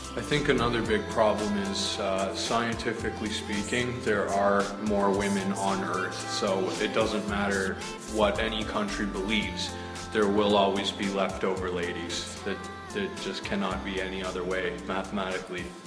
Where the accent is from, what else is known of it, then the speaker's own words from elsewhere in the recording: Canada; also born or lived in Finland; now in China; I was born in Canada and doing some school in Finland.